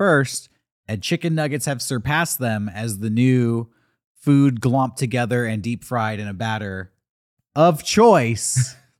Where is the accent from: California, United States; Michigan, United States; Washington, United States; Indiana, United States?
California, United States; I'm from Southern California.